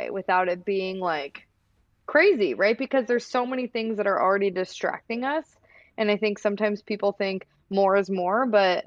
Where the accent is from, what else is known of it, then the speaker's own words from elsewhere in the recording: Iowa, United States; I grew up in Iowa. I come from a farming family